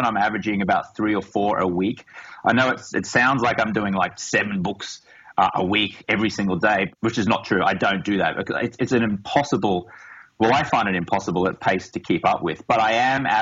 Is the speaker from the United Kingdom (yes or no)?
no; Australia; moved away as an adult; now in Los Angeles, United States; I grew up in Australia as a reporter for a Rupert Murdoch broadsheet.